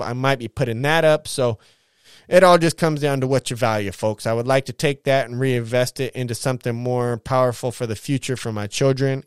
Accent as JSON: {"language": "English", "country": "United States", "said": "I'm an American."}